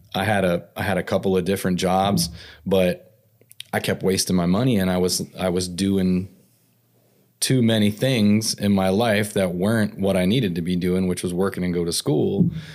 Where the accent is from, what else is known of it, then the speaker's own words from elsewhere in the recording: Antelope Valley, Southern California, United States; also born or lived in Tulare, California / Maryland; I grew up in California. Okay. I, mostly Southern California